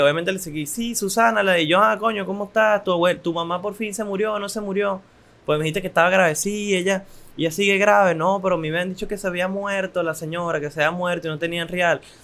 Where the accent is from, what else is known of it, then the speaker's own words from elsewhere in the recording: Venezuela; yo como venezolano, joven, joven adulto venezolano